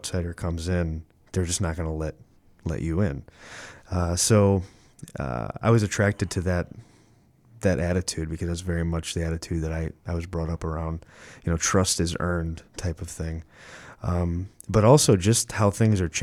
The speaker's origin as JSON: {"language": "English", "town": "Chicago", "region": "Illinois", "country": "United States", "tie": "born or raised there", "also_born_or_lived": "Bridgeport, Chicago", "said": "growing up in Midway after grammar school and going to high school at St. Lawrence"}